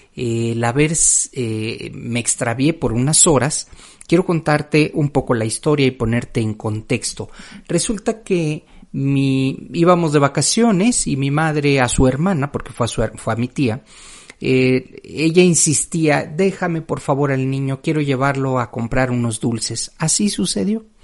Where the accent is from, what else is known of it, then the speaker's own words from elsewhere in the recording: Mexico City, Mexico; yo venía de la Ciudad de México